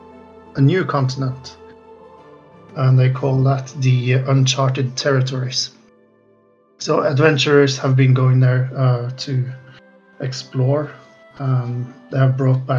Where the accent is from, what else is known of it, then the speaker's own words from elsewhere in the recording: Trondheim, Trøndelag, Norway; It's a borough in my hometown